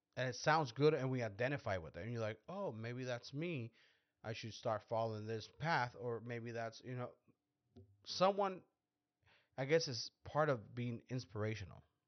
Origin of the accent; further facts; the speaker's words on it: Mexico; we're Mexicans because we're, we're from Mexico